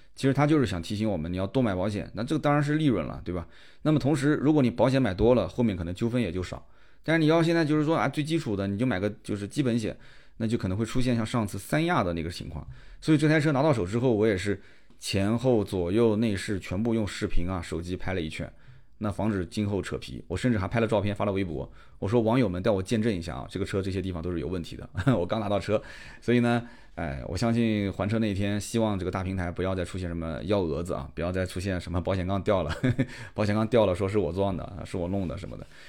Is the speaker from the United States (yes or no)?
no; Nanjing, Jiangsu, China; accent: Nanjing accent; also born or lived in Shanghai; 肯定我是带了一些南京的这个方言的腔调在里面。这个确实改不掉，因为我就生活在南京，基本上现在我也不怎么在外地生活了